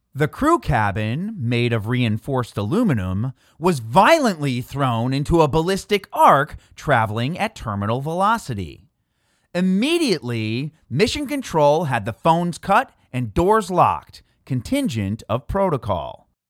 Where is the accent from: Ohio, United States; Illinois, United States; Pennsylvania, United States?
Illinois, United States; Chicago; my hometown Chicago